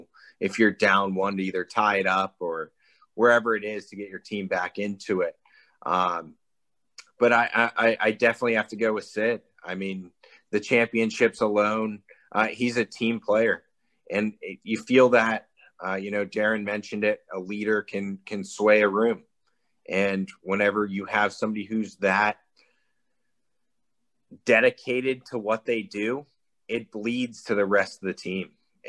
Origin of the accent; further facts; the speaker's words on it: Pittsburgh, Pennsylvania, United States; I'm from Pittsburgh.